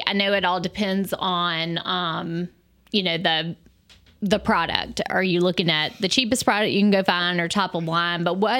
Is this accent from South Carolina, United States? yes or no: yes; South Carolina, United States; I was born and raised in South Carolina.